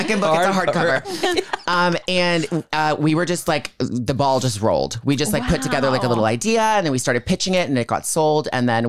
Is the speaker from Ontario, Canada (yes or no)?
yes; small town right outside Toronto, Ontario, Canada; born or raised there